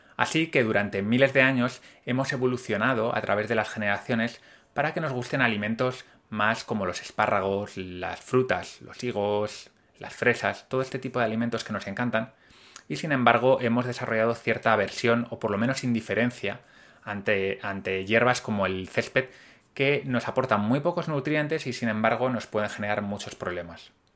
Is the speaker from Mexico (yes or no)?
no; Spain